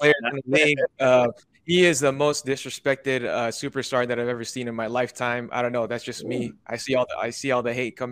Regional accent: Bay Area, California, United States; I'm born and raised in the Bay Area.

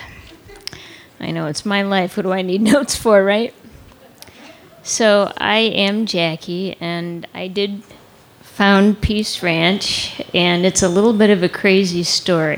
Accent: Connecticut, United States; Growing up in Connecticut

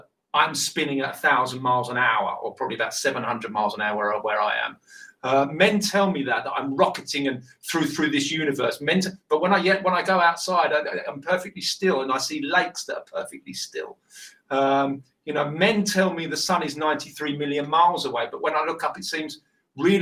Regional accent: United Kingdom; accent: British

